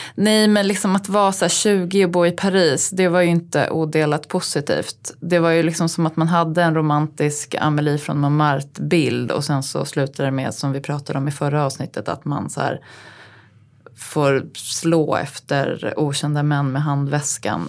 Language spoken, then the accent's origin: Swedish; Uppsala, Uppsala County, Sweden; Jag är född och uppväxt i eh, Uppsala.